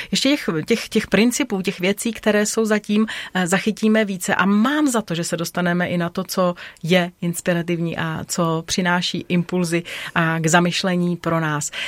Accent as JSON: {"language": "Czech", "region": "Bohemia", "country": "Czechia", "said": "u nás v Čechách"}